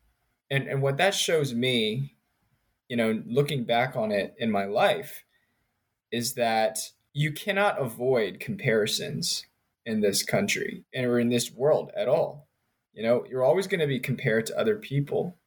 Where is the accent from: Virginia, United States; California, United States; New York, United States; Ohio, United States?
Virginia, United States; Richmond; moved away; also born or lived in Princeton, New Jersey / Maryland / North Carolina; So I grew up in Richmond, Virginia, and Princeton, New Jersey